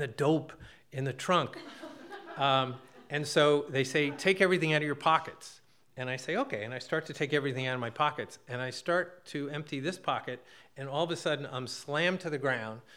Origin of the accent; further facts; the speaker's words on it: New Jersey, United States; now in Massachusetts, United States; I'm a kid from Jersey.